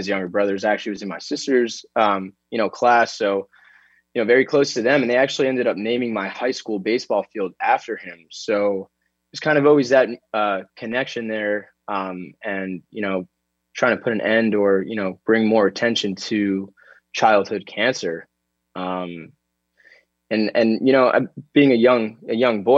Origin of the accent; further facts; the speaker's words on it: Florida, United States; growing up in Florida